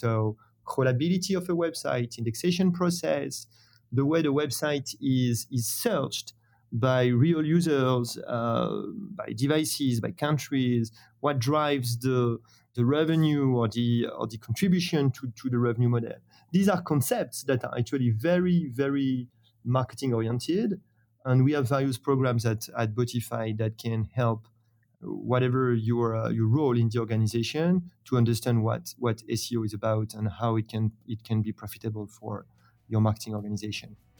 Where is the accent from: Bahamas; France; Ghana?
France; accent: French; English is a second language; founded in France, as you have probably understood thanks to my, my accent.